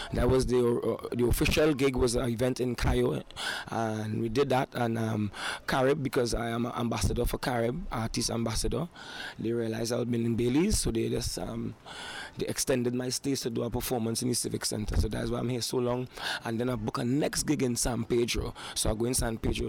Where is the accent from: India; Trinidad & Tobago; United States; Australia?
Trinidad & Tobago; I am from Trinidad and Tobago, born and raised in that beautiful island of Trinidad and Tobago.